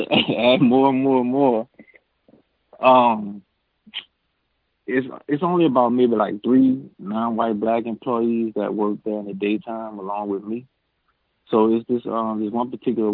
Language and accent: English; New Orleans, Louisiana, United States; moved away as an adult; I'm from New Orleans